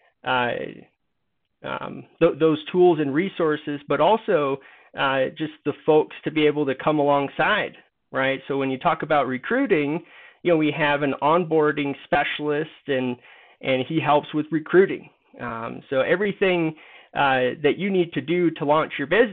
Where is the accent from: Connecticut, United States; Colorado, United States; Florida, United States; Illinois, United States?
Colorado, United States; Denver; moved away as an adult; also born or lived in East Lansing, Michigan; I'm from Denver